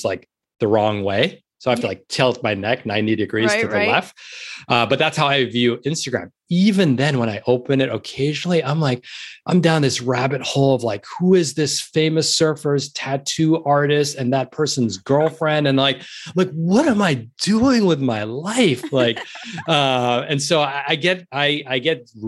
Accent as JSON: {"language": "English", "town": "New York City", "region": "New York", "country": "United States", "tie": "born or raised there", "moved": "as an adult", "lives_now": "Los Angeles, United States", "said": "I'm a born and bred New Yorker. I grew up in New York City. I was born in the East Village"}